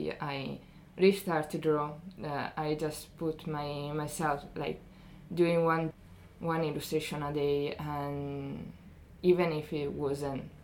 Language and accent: English; Ferrara, Emilia-Romagna, Italy; moved away as an adult; now in Dundee, United Kingdom; I come from Ferrara, it's near Bologna.